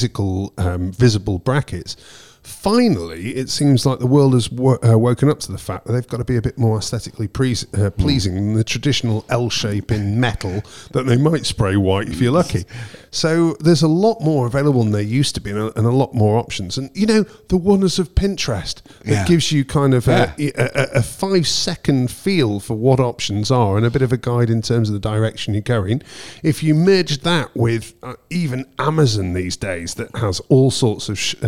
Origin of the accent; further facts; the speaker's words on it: Preston, North West England, United Kingdom; moved away as an adult; I left Preston in Lancashire when I was 18